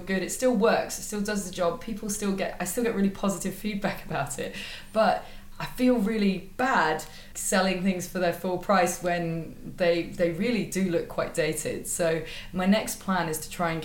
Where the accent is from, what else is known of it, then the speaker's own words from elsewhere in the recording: United Kingdom; I'm British